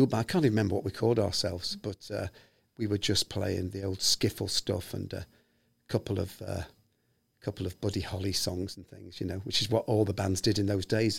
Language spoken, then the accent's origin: English; Liverpool, North West England, United Kingdom; accent: posh; moved away; Excuse my posh accent there, but I moved away from Liverpool 40 years ago, sir.